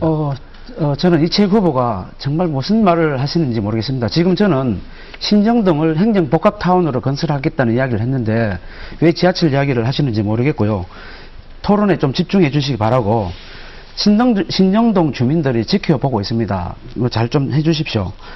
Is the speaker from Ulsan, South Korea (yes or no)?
yes; Ulsan, South Korea; 제 고향은 울산입니다. 공단이 들어서고 시청이 만들어지고 도시가 형성돼 가는 과정을 직접 보면서 자라왔습니다